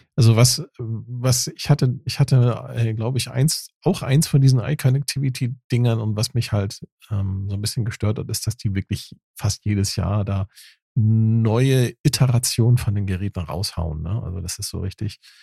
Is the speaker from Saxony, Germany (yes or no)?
no; Dithmarschen, Schleswig-Holstein, Germany; ich komme ja vom Land aus Dithmarschen